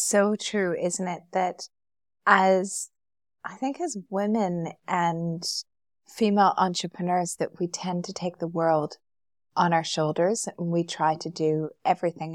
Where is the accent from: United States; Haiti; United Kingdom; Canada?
Canada; Calgary, Alberta; moved away as an adult; now in Dubai, United Arab Emirates; We grew up together in Calgary